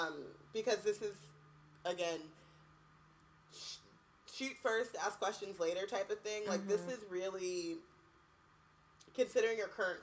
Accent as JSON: {"language": "English", "town": "Anaheim", "region": "California", "country": "United States", "said": "I'm from Anaheim"}